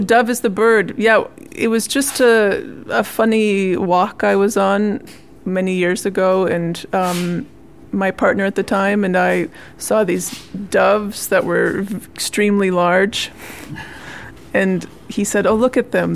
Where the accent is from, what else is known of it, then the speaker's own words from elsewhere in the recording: Minnesota, United States; I'm from Minnesota, in the central part of the United States, in the north, in the Lutheran church. My mom was a church musician, and I grew up singing in uh, Lutheran choirs.